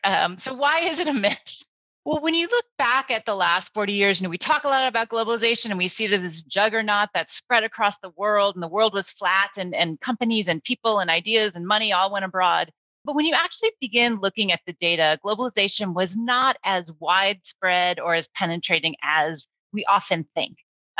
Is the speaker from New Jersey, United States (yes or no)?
no; Akron, Ohio, United States; I grew up in Akron, Ohio, so one of those industrial, post-industrial towns at the time.